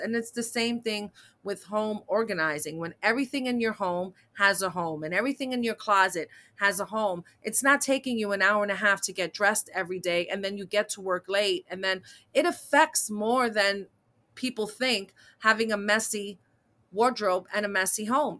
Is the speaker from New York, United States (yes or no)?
yes; New York City, New York, United States; I'm a New York City native, born and raised in Manhattan